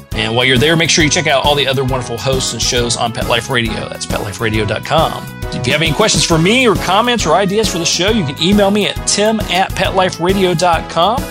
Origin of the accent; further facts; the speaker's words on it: Indiana, United States; now in Georgia, United States; I grew up in Indiana, so I'm an original Midwestern uh, boy myself.